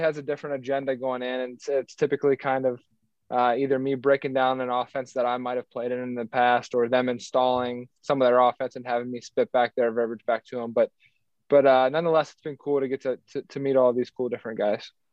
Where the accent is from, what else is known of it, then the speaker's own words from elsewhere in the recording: Cincinnati, Ohio, United States; moved away as an adult; born and raised in Cincinnati